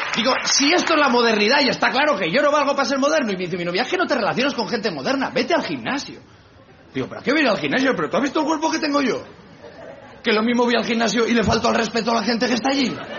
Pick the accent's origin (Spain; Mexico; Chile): Spain; que soy español